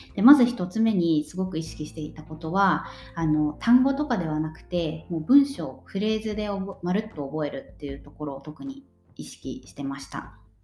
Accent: Japan; moved away as an adult; now in Sweden; 私はもともと日本で生まれて日本で育って

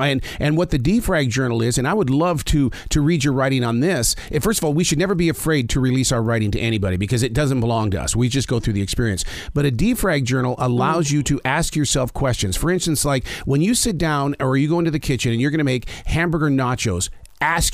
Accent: Montana, United States; moved away as an adult; also born or lived in Sheridan, Wyoming; I was born in Sheridan, Wyoming, but I grew up in Montana

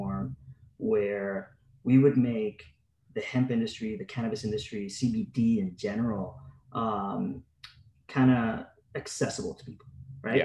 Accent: Puerto Rico; moved away as an adult; I was born and raised in Puerto Rico

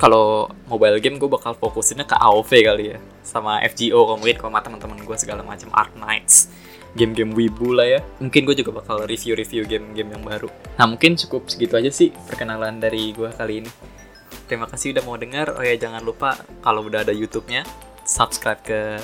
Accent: Tangerang, Banten, Indonesia; gue anak SMA, anak Tangerang

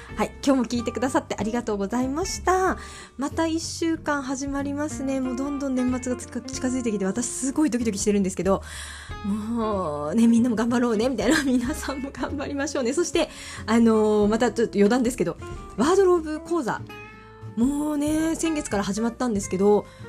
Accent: Miyazaki, Japan; 私宮崎出身なので

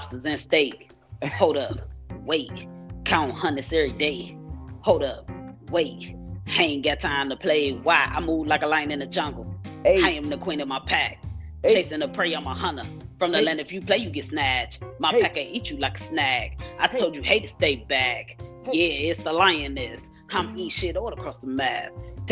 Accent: Cleveland, Ohio, United States; now in DMV area, United States; I'm from Cleveland, Ohio.

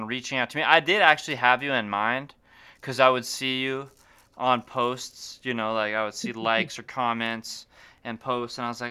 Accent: Great Falls, Montana, United States; growing up in Great Falls

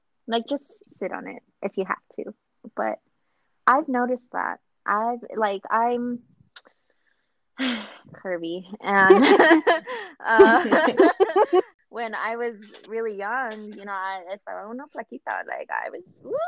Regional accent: Nevada, United States; I was born and raised in Nevada.

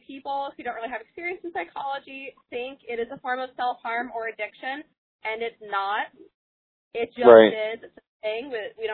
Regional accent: North Carolina, United States; I'm from North Carolina

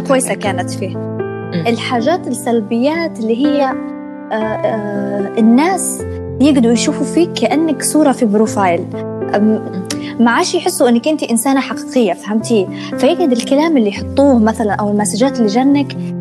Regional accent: Benghazi, Cyrenaica, Libya; moved away as an adult; now in Tripoli, Libya; انا اصلا من بنغازي وانا في بنغازي

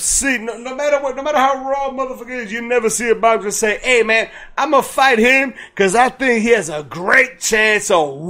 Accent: United States; I'm American, bro.

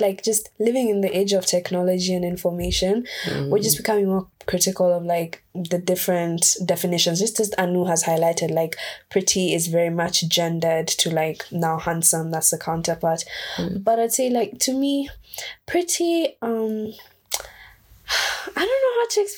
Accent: Kenya; I am from Kenya

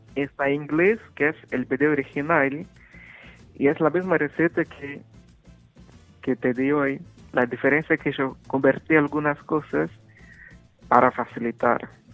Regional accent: Minas Gerais, Brazil; Spanish is a second language; moved away as an adult; yo soy de Minas Gerais

